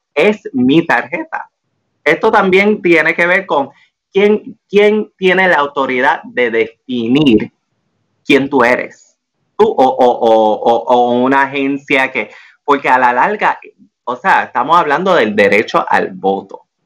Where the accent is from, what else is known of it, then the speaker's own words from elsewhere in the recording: Puerto Rico; also born or lived in Washington, D.C.; aquí en Puerto Rico